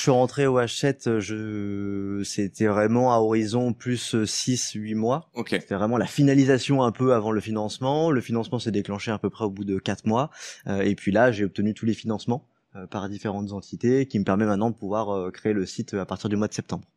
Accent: Lyon, Auvergne-Rhône-Alpes, France; also born or lived in Paris; Je suis lyonnais euh, de base

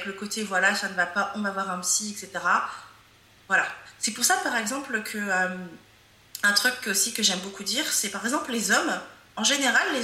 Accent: France; born there; Moi, je suis africaine, euh, mais j'ai grandi, en, même si je suis née en France.

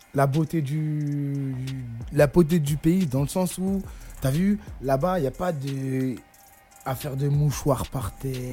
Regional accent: France; moi, je suis un Français

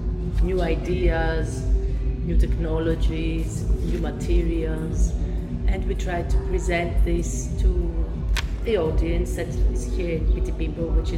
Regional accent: Athens, Attica, Greece; moved away as an adult; now in Berlin, Germany; I am from Athens, from Greece.

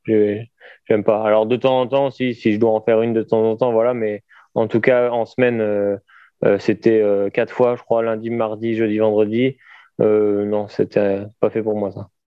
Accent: Saintes, Nouvelle-Aquitaine, France; à Sainte, euh, là où j'habitais

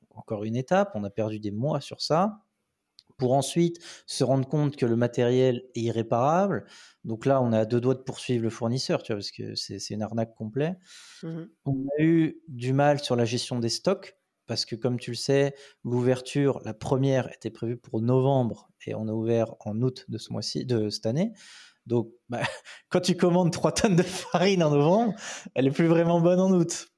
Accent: France; moved away as an adult; now in Sofia, Bulgaria; en France, bah, on a un pays de râleur

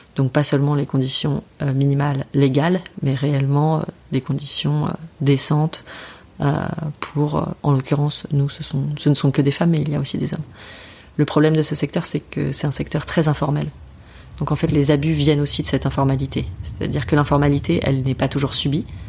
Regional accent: France; en tant que Français

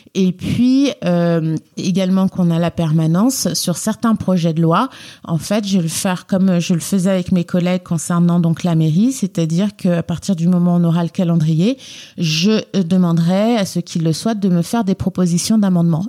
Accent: Guinea; also born or lived in Lyon, France; now in Paris, France; je viens de Lyon et plus exactement de la République de Guinée

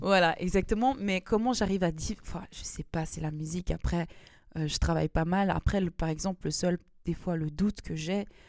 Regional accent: Lausanne, Vaud, Switzerland; je viens de Lausanne

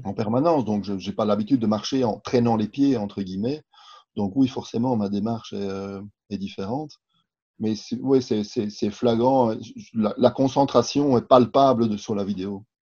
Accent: Belgium; je suis belge aussi

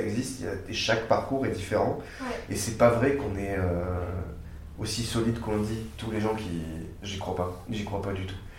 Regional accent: Castres, Occitania, France; also born or lived in Geneva; now in Montpellier, France; je suis né à Castres, dans le Tarn, près de Toulouse

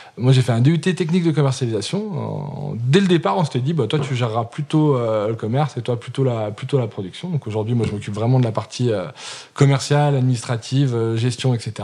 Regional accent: Saint-Étienne, Auvergne-Rhône-Alpes, France; also born or lived in England / Tunisia; je suis né à Saint-Étienne, j'ai 34 ans, donc ça fait 34 euh, ans euh, quasi de Saint-Étienne

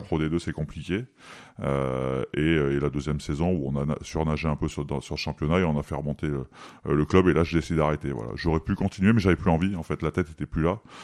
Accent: Valence, Auvergne-Rhône-Alpes, France; moved away; je suis de Valence

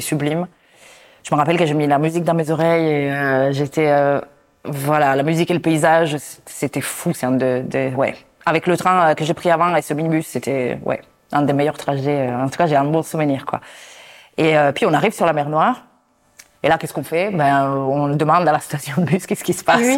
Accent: Italy; je suis italienne

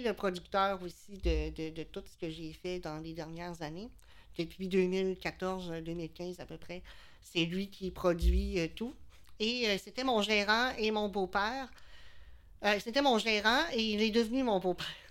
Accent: Quebec City, Quebec, Canada; now in L'Ancienne-Lorette, Canada; je viens de, ben, je viens de Charlebourg, mais j'habite à l'ancienne Lorette depuis plusieurs années.

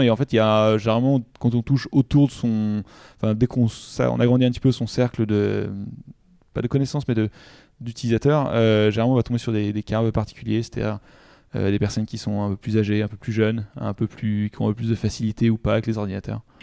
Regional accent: Giverny, Normandy, France; now in Paris, France; Je suis originaire euh, de Giverny en Normandie et maintenant j'habite à Paris.

